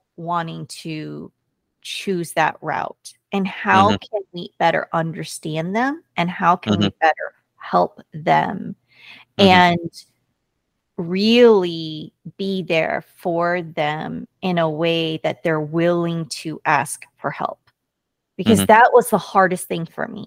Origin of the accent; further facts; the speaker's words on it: United States; first language Korean; I am American, born and raised here, and very proud